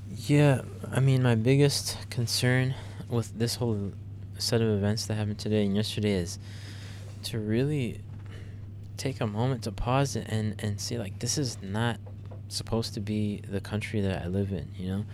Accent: United States; as an American

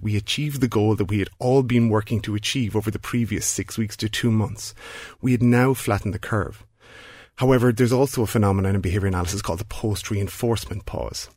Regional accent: Ireland; a country like Ireland, where we all identify as being Irish

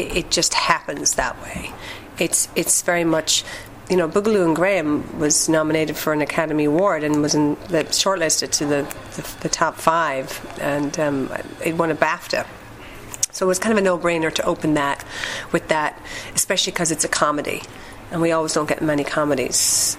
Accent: Ireland; now in Boston, United States; Well, I'm Irish. I'm from Ireland, even though my accent is very watered down after being in Boston for almost 15 years. Actually, 17 years, correction.

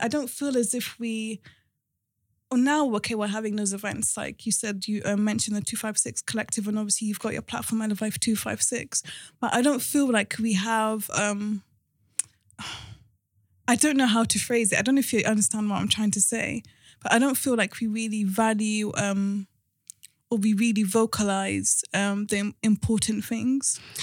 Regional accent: Cardiff, Wales, United Kingdom; moved away as an adult; now in London, United Kingdom; we were in London for a bit, then we moved to Wales. Um, so end of primary school, of secondary school, I was in Cardiff

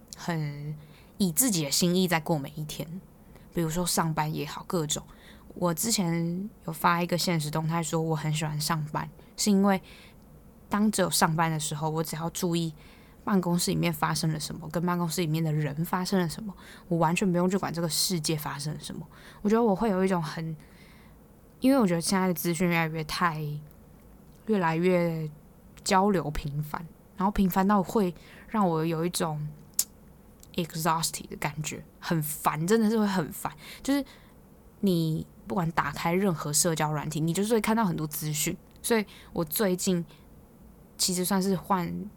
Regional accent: Hualien, Hualien County, Taiwan; now in Taipei, Taiwan; 我是花莲人嘛，然后花莲人就是真的看烟火看到烂掉

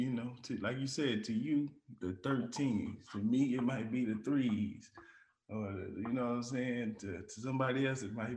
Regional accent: Dallas, Texas, United States; I'm from Dallas, bro. And like the swap meet here, we call it Big T. I was born and raised in there, bro

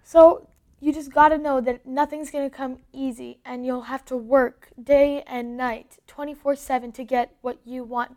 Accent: Canada; also born or lived in Los Angeles; I am Canadian.

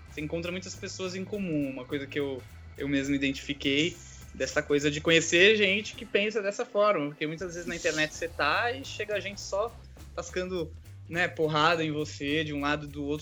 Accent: Recife, Pernambuco, Brazil; Sou de Recife. Recife, Pernambuco.

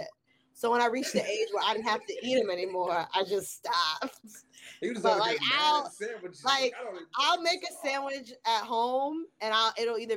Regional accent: Englewood, New Jersey, United States; I come from Jersey

